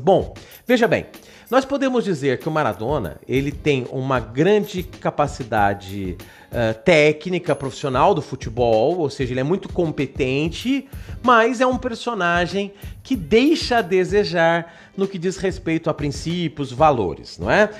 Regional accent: Brazil; Nós que somos brasileiros

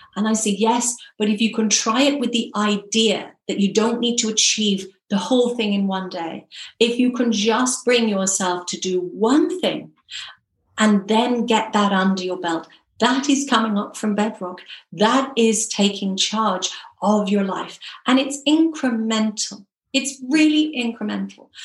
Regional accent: Ireland; Ireland, my home country

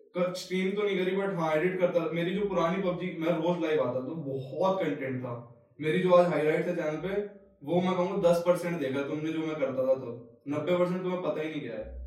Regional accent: Delhi, India; मैं आता हूँ दिल्ली के उस तबके से जहाँ पे जिसको ईस्ट दिल्ली बोलते हैं

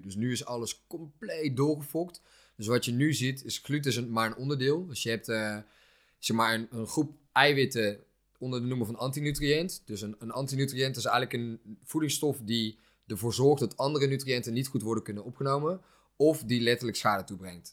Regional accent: Netherlands; wij zijn natuurlijk opgegroeid in Nederland

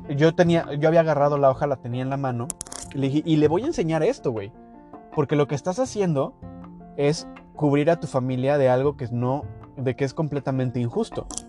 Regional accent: Mexico; moved away; a nosotros como mexicanos

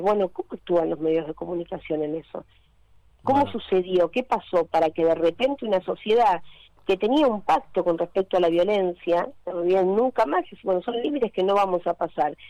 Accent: Buenos Aires, Argentina; yo soy del Lugano

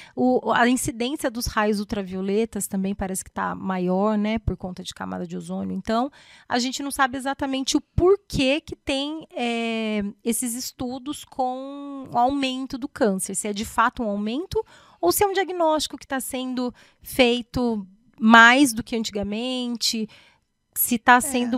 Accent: São José dos Campos, São Paulo, Brazil; also born or lived in Botucatu / Mogi das Cruzes; Eu sou daqui de São José José dos Campos

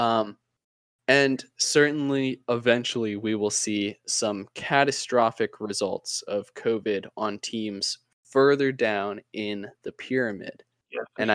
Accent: United States; as an American

